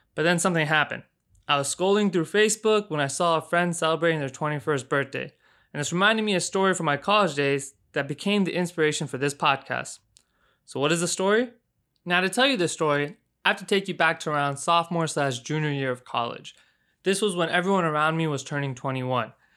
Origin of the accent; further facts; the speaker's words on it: Houston, Texas, United States; moved away as an adult; now in Chicago, United States; I was born and raised in Houston, Texas